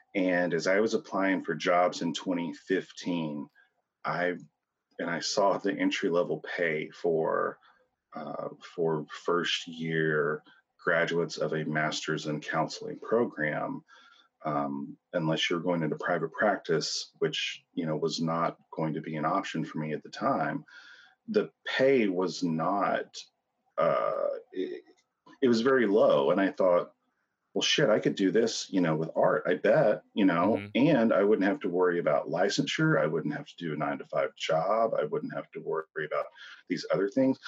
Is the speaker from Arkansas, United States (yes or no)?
yes; Hope, Arkansas, United States; moved away as an adult; now in St. Louis, United States; born uh, in Hope, Arkansas. Uh, moved to St. Louis in 04